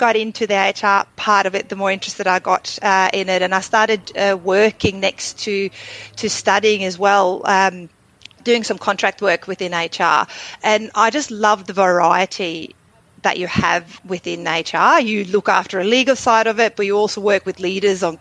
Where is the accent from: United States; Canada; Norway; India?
Norway; Drammen, Buskerud; moved away as an adult; also born or lived in London / Sydney / Asia; now in Melbourne, Australia; I was born in Drummen, which is a small town just outside Oslo in Norway, where I grew up